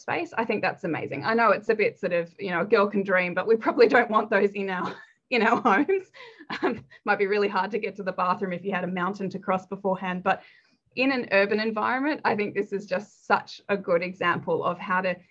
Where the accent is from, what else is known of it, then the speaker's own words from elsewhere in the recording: Denmark; now in Australia; I was born in Denmark